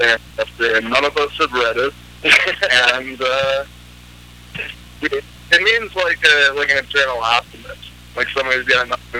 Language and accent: English; Green Bay, Wisconsin, United States; From Green Bay, actually. It's, I mean, surrounding cities.